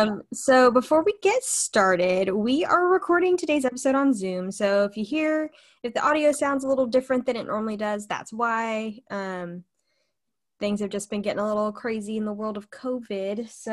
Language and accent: English; Oklahoma, United States; I'm from Oklahoma.